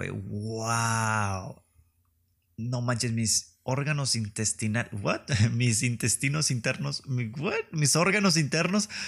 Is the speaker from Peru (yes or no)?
no; northern Mexico, Mexico; accent: norteño; Me gusta que me sale mi acento norteño nada más por convivir.